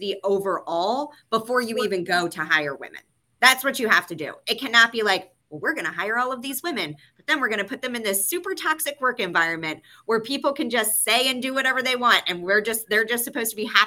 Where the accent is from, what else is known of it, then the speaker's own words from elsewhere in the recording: the South, United States; moved away; I am originally from the South, so I am a big like honey, sweetie, like all of that kind of stuff naturally as a part of my language.